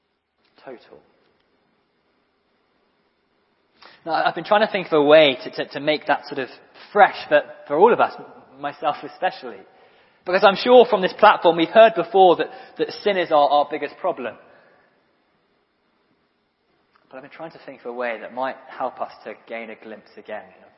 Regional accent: Guernsey; I'm from Guernsey in Channel Islands.

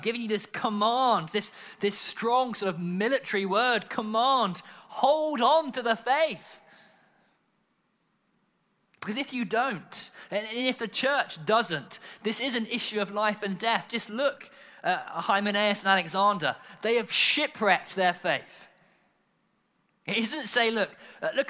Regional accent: United Kingdom; we're British

